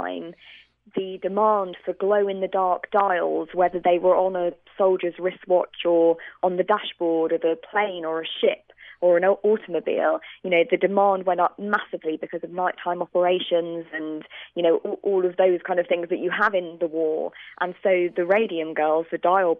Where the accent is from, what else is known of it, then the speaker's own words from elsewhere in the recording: United Kingdom; accent: British; You can probably hear from my accent that I'm British